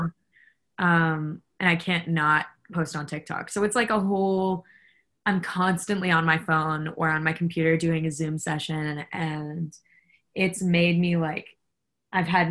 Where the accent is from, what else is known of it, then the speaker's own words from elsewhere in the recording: New York City, New York, United States; I'm from Brooklyn